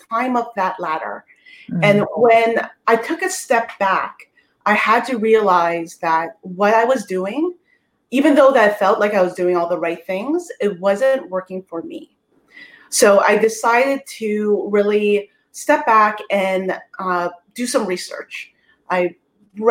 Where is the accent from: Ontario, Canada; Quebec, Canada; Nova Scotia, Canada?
Ontario, Canada; Toronto; I'm from Toronto, Canada